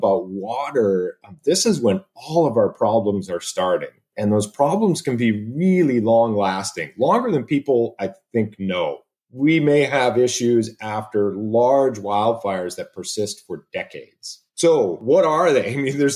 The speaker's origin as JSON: {"language": "English", "town": "Sherwood Park", "region": "Alberta", "country": "Canada", "tie": "born or raised there", "also_born_or_lived": "British Columbia", "moved": "as an adult", "lives_now": "Oregon, United States", "said": "I'm an Alberta boy. I was born and raised in Sherwood Park and went to the University of Alberta"}